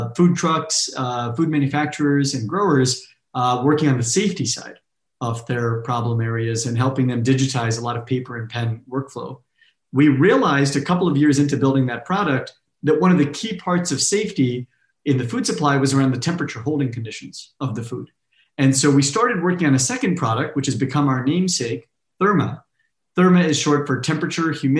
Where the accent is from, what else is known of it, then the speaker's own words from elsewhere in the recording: Fresno, California, United States; I grew up in California in an ag town called Fresno in the Central Valley